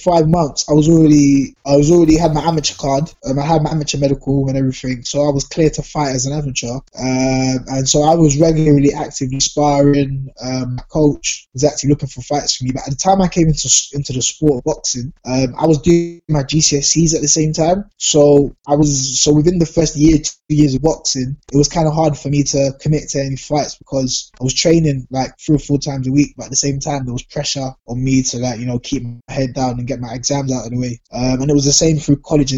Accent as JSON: {"language": "English", "region": "London", "country": "United Kingdom", "tie": "born or raised there"}